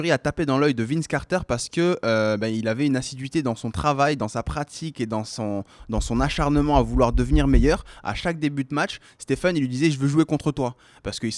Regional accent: Amiens, Hauts-de-France, France; born there; Je suis né à Amiens.

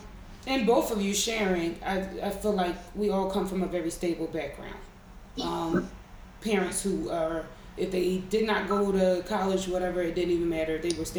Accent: Philadelphia, Pennsylvania, United States; I'm born and raised in West Philadelphia.

